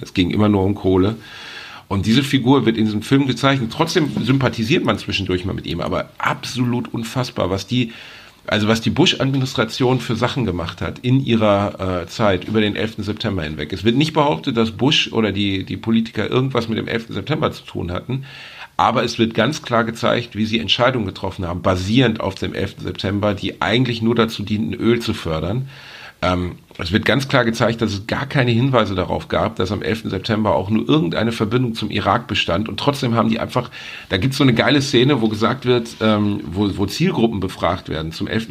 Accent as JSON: {"language": "German", "town": "Gelsenkirchen", "region": "North Rhine-Westphalia", "country": "Germany", "tie": "born or raised there", "said": "Ich bin in Gelsenkirchen aufgewachsen"}